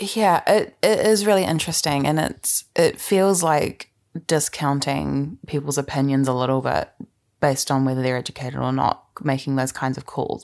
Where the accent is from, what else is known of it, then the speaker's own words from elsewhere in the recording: New Zealand; as a Canadian and a New Zealander